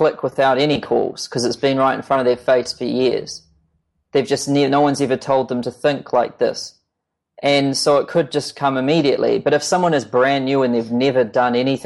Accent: New Zealand; I'm this kid from New Zealand

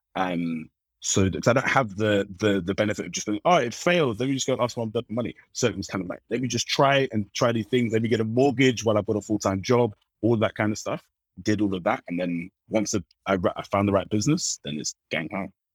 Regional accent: London, United Kingdom; I was born and born and raised in London

